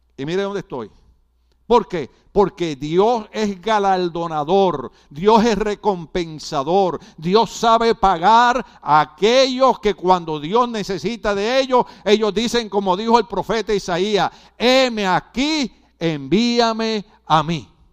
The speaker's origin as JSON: {"language": "Spanish", "country": "Puerto Rico", "moved": "yes", "lives_now": "United States", "said": "nosotros los puertorriqueños que somos ciudadanos americanos"}